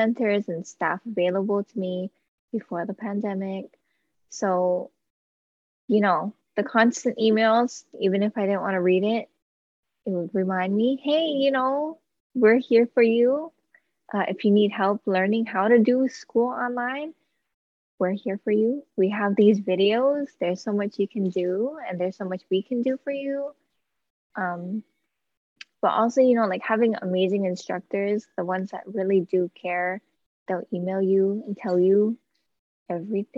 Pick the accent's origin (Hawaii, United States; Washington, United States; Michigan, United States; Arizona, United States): Hawaii, United States; Native Hawaiian, United States; I am Native Hawaiian